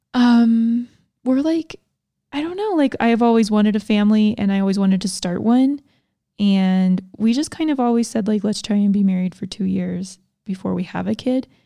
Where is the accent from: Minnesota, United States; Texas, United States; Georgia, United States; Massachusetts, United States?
Georgia, United States; I grew up in Georgia